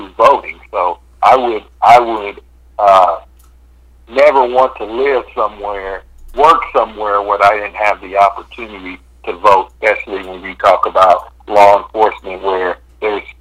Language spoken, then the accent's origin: English; Kansas City, Kansas, United States; now in Kansas City, United States; I'm originally from Kansas City, Kansas, and that was one of the reasons why I went back to be the police chief